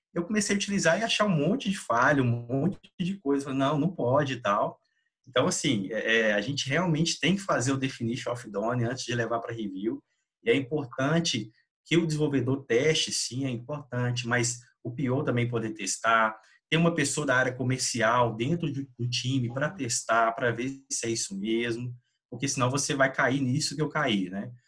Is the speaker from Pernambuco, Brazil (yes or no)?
no; Minas Gerais, Brazil; also born or lived in Belo Horizonte; moro aqui em Belo Horizonte, Minas Gerais, sou mineiro